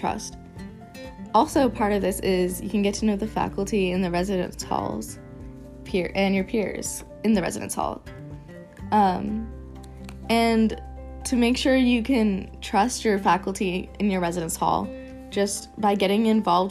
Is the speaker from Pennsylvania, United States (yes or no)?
yes; Pittsburgh, Pennsylvania, United States; I'm from Pittsburgh, Pennsylvania